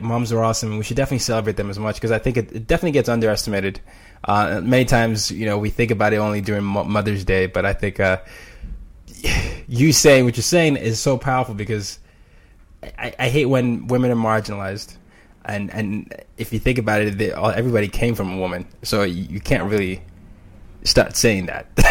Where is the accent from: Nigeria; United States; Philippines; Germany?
Nigeria; I'm Nigerian